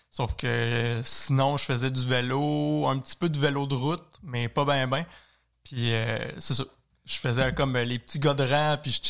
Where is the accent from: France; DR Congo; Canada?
Canada; Saint-Raymond, Quebec; moi, je viens de Saint-Ramon. j'ai commencé par la vallée bras du Nord à connaître